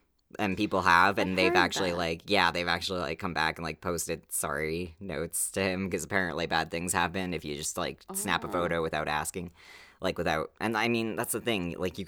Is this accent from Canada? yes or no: yes; Alberta, Canada; I mean, we're from Alberta